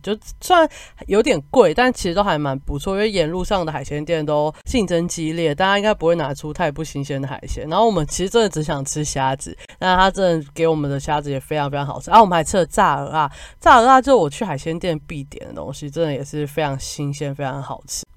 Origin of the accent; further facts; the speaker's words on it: Kaohsiung, Taiwan; 我是高雄人嘛